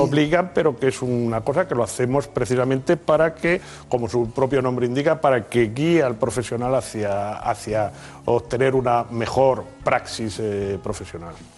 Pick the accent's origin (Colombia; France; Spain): Spain; los españoles somos los europeos que menos acuden al dentista